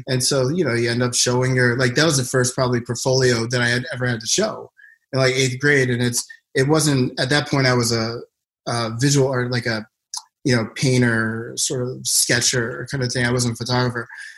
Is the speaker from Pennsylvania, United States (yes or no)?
yes; Philadelphia, Pennsylvania, United States; moved to Philly for, I don't know what reason, but that's where I was born and grew up